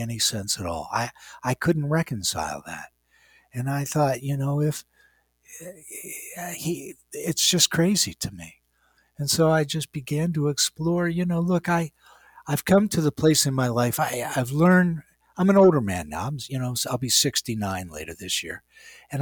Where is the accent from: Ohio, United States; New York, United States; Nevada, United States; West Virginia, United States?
West Virginia, United States; moved away; I grew up in West Virginia.